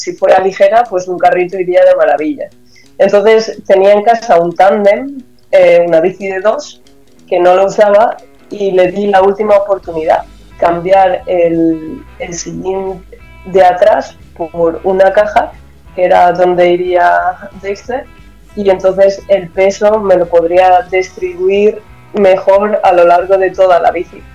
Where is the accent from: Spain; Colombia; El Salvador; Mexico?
Spain; Almansa, Castilla-La Mancha; moved away as an adult; also born or lived in Germany; en el Centro Joven de Almansa, de donde soy yo